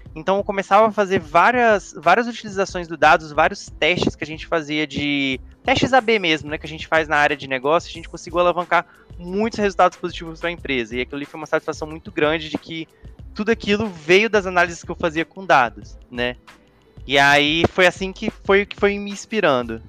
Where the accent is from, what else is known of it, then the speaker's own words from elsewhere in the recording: Vitória, Espírito Santo, Brazil; sou do Espírito Santo, sou capixaba, Vitória